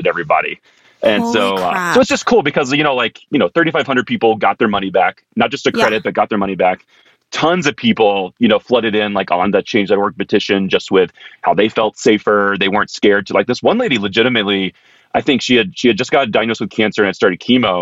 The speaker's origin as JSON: {"language": "English", "town": "Raleigh", "region": "North Carolina", "country": "United States", "tie": "born or raised there", "also_born_or_lived": "Philadelphia", "moved": "as an adult", "lives_now": "Denver, United States", "said": "I was basically from Raleigh, Carolina born and bred, had a short stint in Philadelphia"}